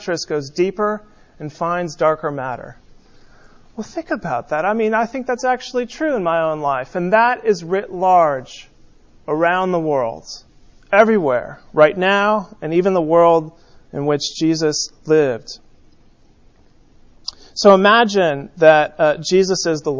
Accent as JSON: {"language": "English", "region": "California", "country": "United States", "tie": "born or raised there", "said": "When I was growing up in California"}